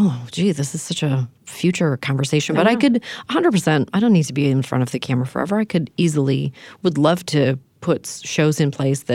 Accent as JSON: {"language": "English", "country": "Canada", "said": "I'm from Canada."}